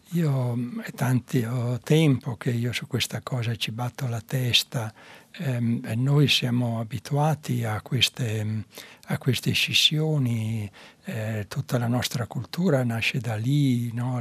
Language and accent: Italian; Mantua, Lombardy, Italy; quando ero piccola a Mantova passavo davanti, quando uscivo dalle elementari, passavo davanti a un grande palazzo che era tra la scuola e la mia casa